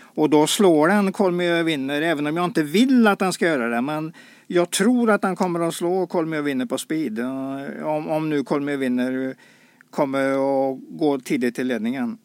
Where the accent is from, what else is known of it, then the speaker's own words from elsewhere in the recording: Sweden; vi inte lyckats som svenskar